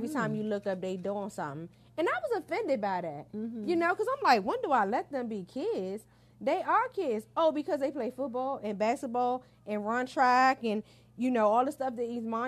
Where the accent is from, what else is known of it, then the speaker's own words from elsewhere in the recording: Walker Mill, Maryland, United States; now in Charles County, United States; When I grew up in Walker Mill